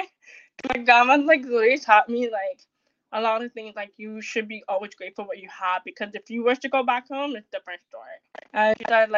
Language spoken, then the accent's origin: English; Toronto, Ontario, Canada; I'm from Canada, Toronto